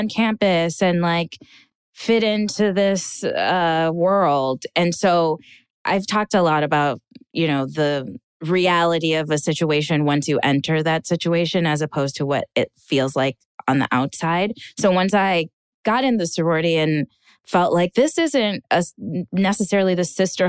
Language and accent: English; Minnesota, United States; moved away as an adult; also born or lived in Hollywood; now in Los Angeles, United States; I'm from two very docile cultures, Ghanaian culture and Minnesotan culture